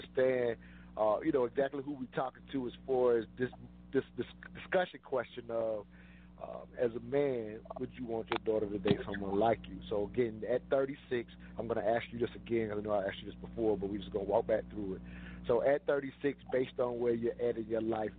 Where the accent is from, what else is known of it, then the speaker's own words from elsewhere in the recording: the South, United States; growing up in the South